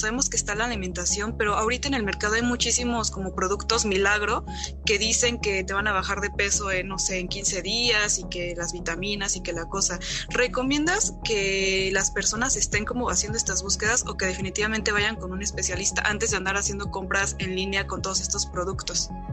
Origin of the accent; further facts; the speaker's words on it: Mexico; todos como mexicanos